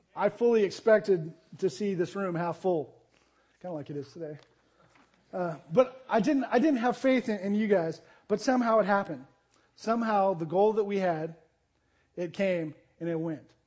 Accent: Arizona, United States; moved away as an adult; also born or lived in Jacksonville, Texas / Tulsa, Oklahoma; I grew up in Arizona.

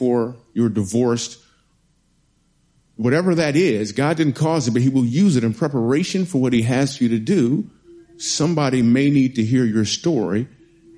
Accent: Michigan, United States; moved away as an adult; also born or lived in New York City; The reason I moved to New York City is because I'm from Michigan

